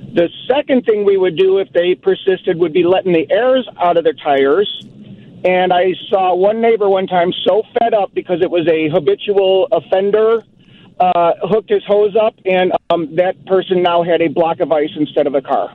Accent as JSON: {"language": "English", "town": "Chicago", "region": "Illinois", "country": "United States", "tie": "born or raised there", "moved": "yes", "lives_now": "Highland, United States", "said": "I grew up in Chicago. I grew up on the southwest side in Gage Park neighborhood"}